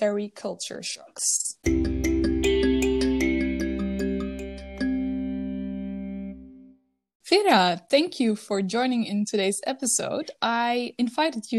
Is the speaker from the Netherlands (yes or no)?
yes; Netherlands; moved away as an adult; now in Finland; Originally, I'm from the Netherlands, and since October 2020, I live in Finland